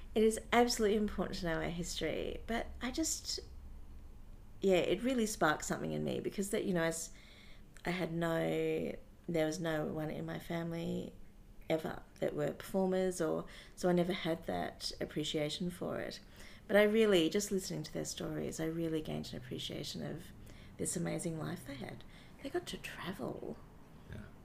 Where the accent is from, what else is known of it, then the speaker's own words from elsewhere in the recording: Brisbane, Queensland, Australia; I grew up in Brisbane